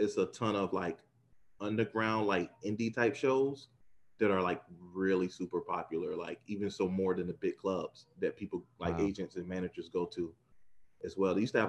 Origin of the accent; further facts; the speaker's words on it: South Florida, United States; moved away as an adult; also born or lived in Tallahassee / North Carolina; South Florida guy, born and raised in South Florida. Went to school in Tallahassee.